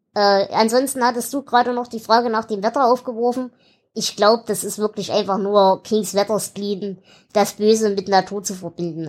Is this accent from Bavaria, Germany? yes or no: no; Erzgebirge, Saxony, Germany; ich komme ja aus dem Erzgebirge. Also aus dem tiefsten Hinterland, wo nicht mal die Römer hin wollten